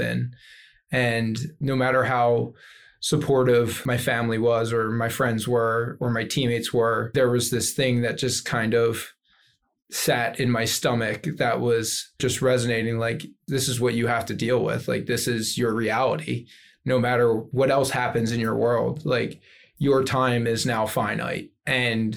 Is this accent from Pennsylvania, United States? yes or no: yes; Philadelphia, Pennsylvania, United States; moved away; I said, the Philadelphia area.